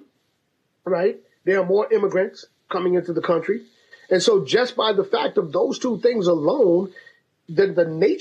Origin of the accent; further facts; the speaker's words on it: New York City, New York, United States; now in Massachusetts, United States; I grew up in Harlem in the projects